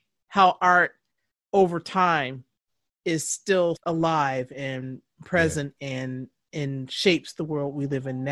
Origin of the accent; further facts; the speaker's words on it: Detroit, Michigan, United States; moved away as an adult; also born or lived in Lansing, Michigan / New York; we are from Detroit